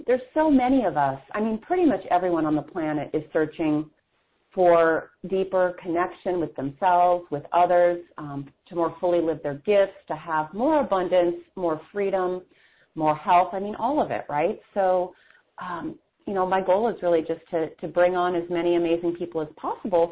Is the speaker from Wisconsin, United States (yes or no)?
yes; Wisconsin, United States; I'm from Wisconsin